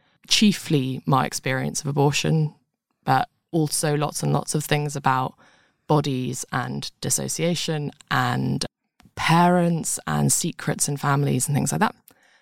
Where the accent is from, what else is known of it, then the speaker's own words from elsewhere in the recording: London, United Kingdom; See, I was born in London